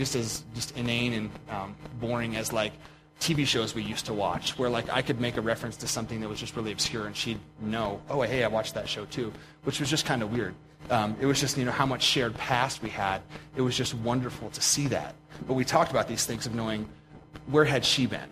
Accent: Pennsylvania, United States; now in Montana, United States; I grew up in Pennsylvania

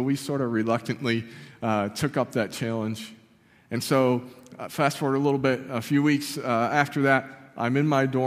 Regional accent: Barker, New York, United States; I grew up in a small town called Barker, just about a mile off Lake Ontario

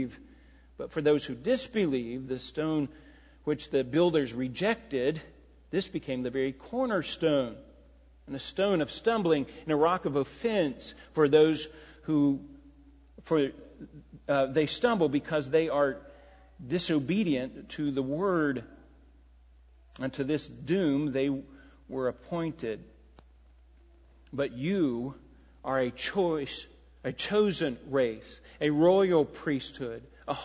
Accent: United States; growing up in America

